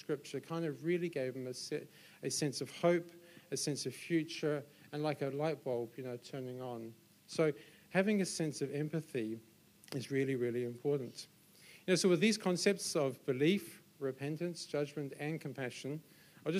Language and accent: English; Solihull, West Midlands, United Kingdom; also born or lived in London; now in Auckland, New Zealand; I then moved back to my hometown in Solihull in England, which is 100 miles northwest of London.